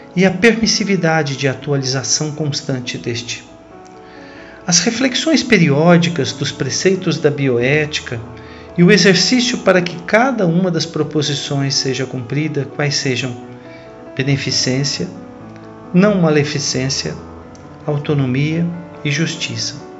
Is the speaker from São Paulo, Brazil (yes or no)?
yes; Cajuru, São Paulo, Brazil; falo a vocês da cidade de Cajuru, interior de São Paulo, minha cidade natal